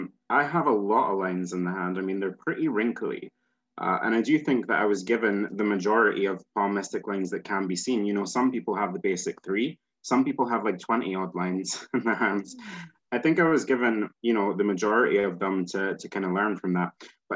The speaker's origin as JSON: {"language": "English", "region": "Scotland", "country": "United Kingdom", "accent": "Scottish", "said": "Scotland here, I think a lot of people get confused about where I am because I kind of neutralize my accent. There's no point in me speaking Scottish or nobody would know it."}